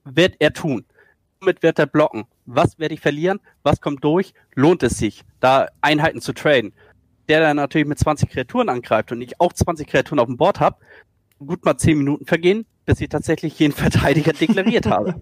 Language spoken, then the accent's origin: German; Schleswig-Holstein, Germany